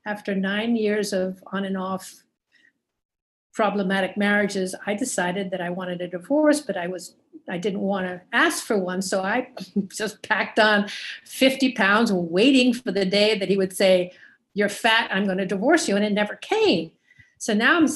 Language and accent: English; San Juan, Puerto Rico; also born or lived in Europe / Italy; I was born in San Juan, Puerto Rico. I'm Puerto Rican.